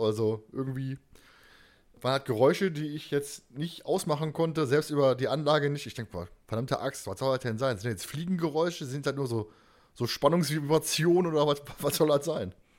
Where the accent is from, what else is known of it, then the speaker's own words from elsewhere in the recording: Germany; wir als Deutsche